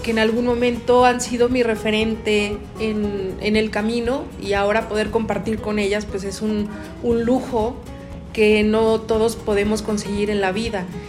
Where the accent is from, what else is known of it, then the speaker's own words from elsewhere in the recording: Mexico; a ti como mexicano